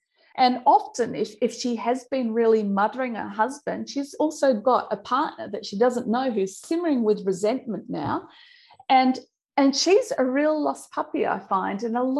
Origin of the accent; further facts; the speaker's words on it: Australia; accent: Australian; I'll give you my old Aussie accent here, we call them Shazza. Shazza's the Sheila, you know, the Sheila that, you know, goes, I've still got the Aussie twang in there, yeah.